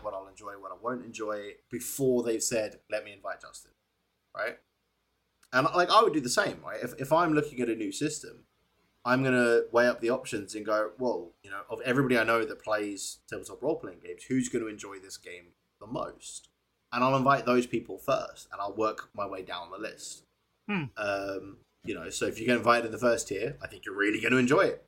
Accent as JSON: {"language": "English", "country": "South Africa", "said": "I'm South African"}